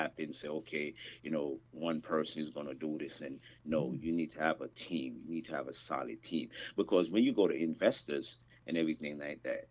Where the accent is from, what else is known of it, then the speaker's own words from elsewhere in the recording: Jamaica; I'm from the Caribbean. I'm from Jamaica